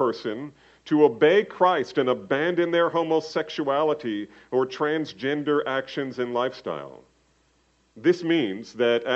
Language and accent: English; New Jersey, United States; New Jersey, go figure, my home state